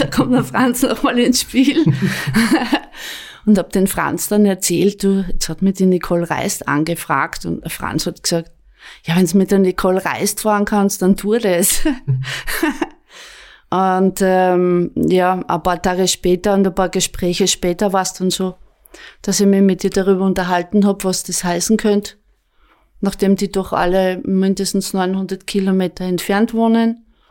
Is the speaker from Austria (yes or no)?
yes; Apfelberg, Styria, Austria; auch der Jürgen kommt aus der Obersteiermark und ich auch. Ähm, ich bin dort aufgewachsen